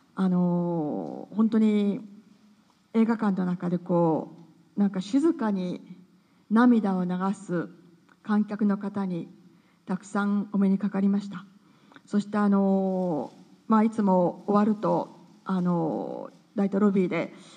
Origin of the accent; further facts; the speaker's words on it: Tokyo, Japan; 本当に東京で生まれ育ってますので